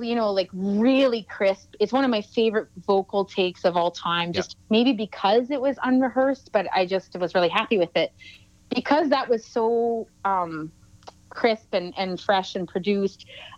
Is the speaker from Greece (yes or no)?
no; Lake Simcoe, Ontario, Canada; moved away; also born or lived in Salmon Arm, British Columbia; I grew up on Lake Simcoe